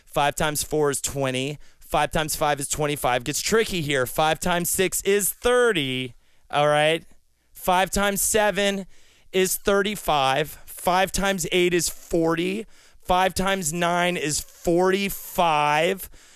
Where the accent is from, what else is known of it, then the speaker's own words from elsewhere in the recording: the South, United States; All my listeners out there know that I come from the South, but it's kind of like they don't know where in the South.